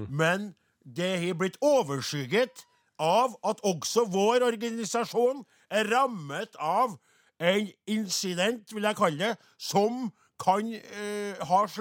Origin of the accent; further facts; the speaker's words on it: Trøndelag, Norway; vi er jo bare fra Namdalen hele gjengen, da. Men uh, Sint, ja, sauebønder i Nord-Trøndelag.